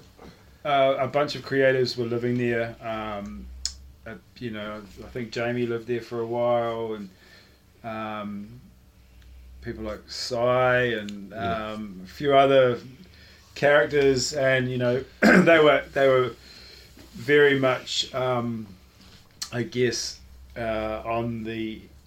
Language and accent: English; Auckland, New Zealand; also born or lived in Japan; Mount Eden